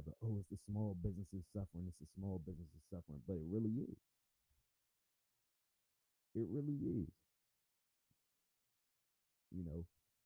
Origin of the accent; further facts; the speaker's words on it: United States; I am an American, first and foremost